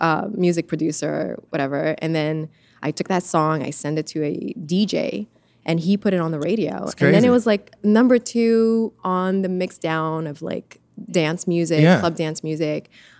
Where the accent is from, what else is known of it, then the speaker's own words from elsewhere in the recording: Canada; also born or lived in Italy; I was born in Canada. Grew up in Italy.